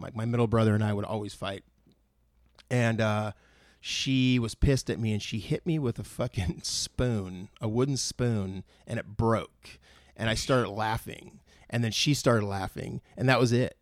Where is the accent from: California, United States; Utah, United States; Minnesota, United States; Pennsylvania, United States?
California, United States; Moorpark; also born or lived in San Fernando Valley, California; I grew up, like, my teen years, I guess, was in Moore Park.